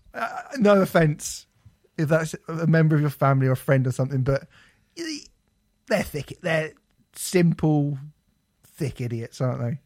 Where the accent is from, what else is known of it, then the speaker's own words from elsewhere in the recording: United Kingdom; I feel bad for being British